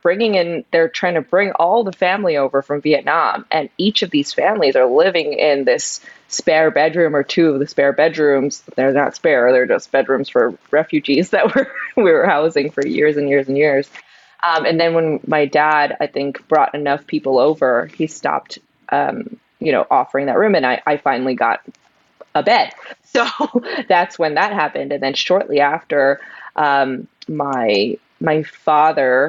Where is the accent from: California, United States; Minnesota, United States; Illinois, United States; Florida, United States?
California, United States; San Gabriel; I grew up in California, the LA area.